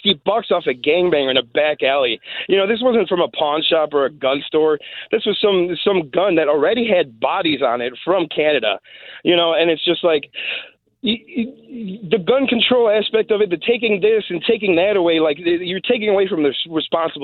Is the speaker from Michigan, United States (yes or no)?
no; Des Plaines, Illinois, United States; I grew up in a trailer park in Des Plaines